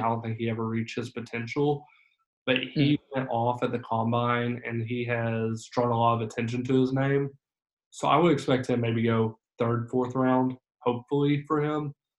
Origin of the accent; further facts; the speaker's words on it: Arkansas, United States; I'm from Arkansas. I'm an Arkansas fan.